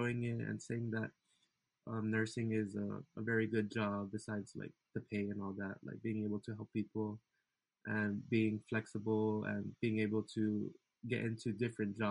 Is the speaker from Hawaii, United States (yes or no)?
yes; Waipahu, Hawaii, United States; moved away as an adult; now in Las Vegas, United States; I was raised in Waipahu